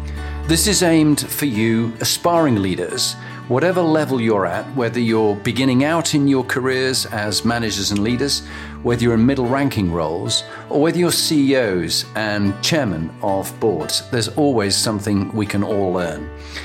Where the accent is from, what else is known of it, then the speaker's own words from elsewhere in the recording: Halifax, Yorkshire and the Humber, United Kingdom; Huddersfield, I'm from Halifax.